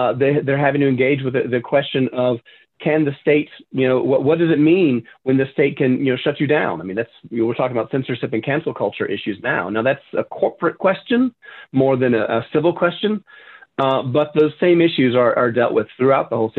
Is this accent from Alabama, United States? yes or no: no; Tennessee, United States; moved away; also born or lived in Chicago; I'm from Tennessee.